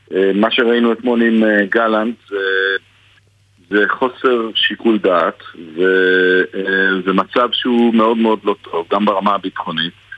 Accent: Jerusalem, Jerusalem District, Israel; אני ירושלמי, אני לא תל אביבי. אני פה כל יום רואה את הדו-קיום

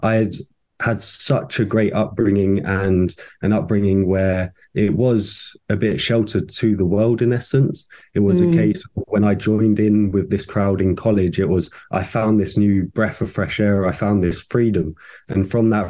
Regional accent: Littlehampton, South East England, United Kingdom; also born or lived in Slough; I was born down in Slough, lovely old Slough, and then from there we moved to Littlehampton, the little seaside town on the south coast. Absolutely lovely to grow up by the sea

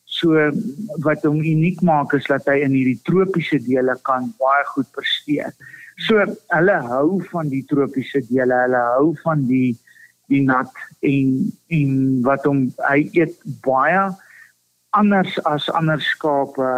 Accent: Zimbabwe; my pa se stoere beesboer en hy kom uit Rodesie uit of ons kom uit Rodesie uit

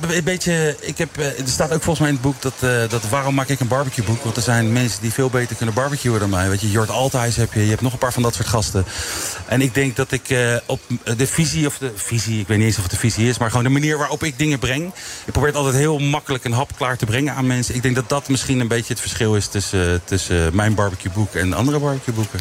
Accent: The Hague, South Holland, Netherlands; geboren en getogen in Den Haag, echt Haagenees.

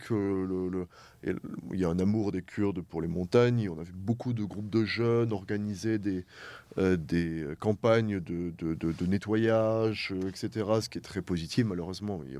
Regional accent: France; moved away as an adult; now in Erbil, Iraq; en tant que Français

